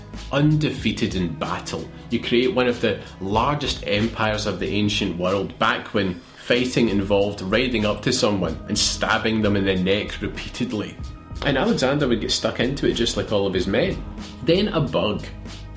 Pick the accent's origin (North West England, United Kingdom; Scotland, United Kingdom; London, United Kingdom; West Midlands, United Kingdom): Scotland, United Kingdom; moved away as an adult; now in Australia; having been born and brought up in Scotland.